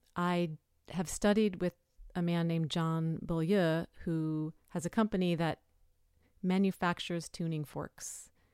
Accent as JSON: {"language": "English", "town": "New York City", "region": "New York", "country": "United States", "tie": "born or raised there", "said": "I lived, I grew up in New York City. I moved upstate when I was pregnant"}